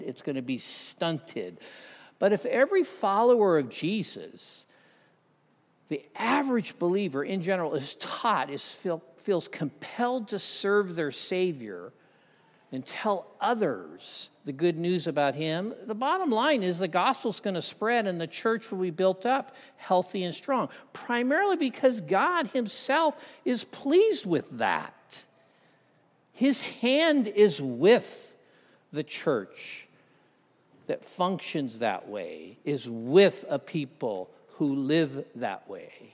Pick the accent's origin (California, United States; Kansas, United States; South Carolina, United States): California, United States; Southern; I grew up in Southern Cal